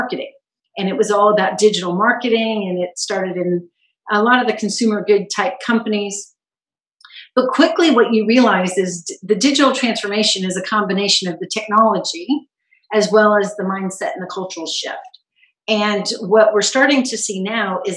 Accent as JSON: {"language": "English", "region": "California", "country": "United States", "tie": "born or raised there", "also_born_or_lived": "Trinidad and Tobago / East Coast, United States / England / South Africa", "moved": "as an adult", "said": "And I did all of my schooling in California. I grew up in California before moving to the East Coast with my husband when I got married."}